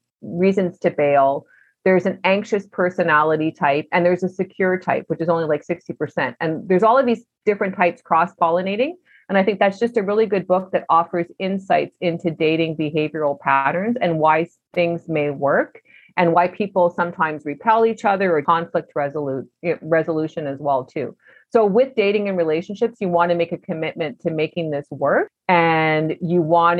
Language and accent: English; Canada; also born or lived in Vancouver; we're all Canadian